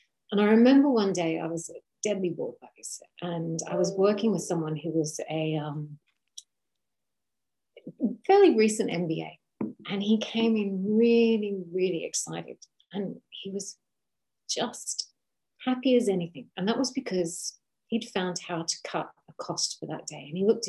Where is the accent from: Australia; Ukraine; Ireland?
Australia; Primarily in Australia. So it was up and down Australia. We moved a lot as children.